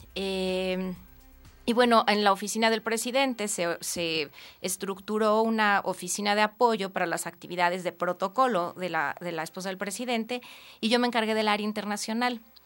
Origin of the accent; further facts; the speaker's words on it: Mexico; como muchos mexicanos